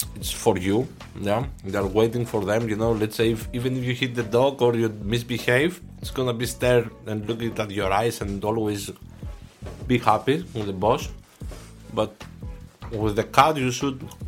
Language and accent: English; Thessaloniki, Central Macedonia, Greece; English is a second language; moved away as an adult; also born or lived in Aarhus, Denmark / Aalborg, Denmark; now in Denmark; to Thessaloniki, to my hometown